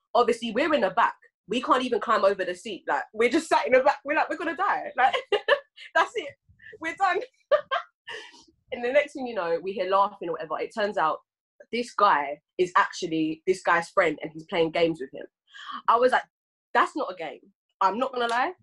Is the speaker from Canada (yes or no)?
no; England, United Kingdom; I'm Ghanaian and English